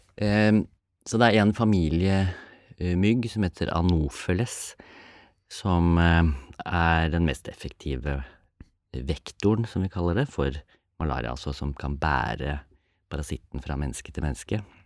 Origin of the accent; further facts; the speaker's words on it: Norway; vi som er født og oppvokst i Norge